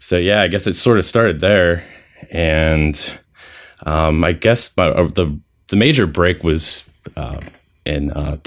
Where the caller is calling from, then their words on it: Pittsburgh, Pennsylvania, United States; I'm located outside of the Pittsburgh area. I'm pretty close to the Pittsburgh International Airport.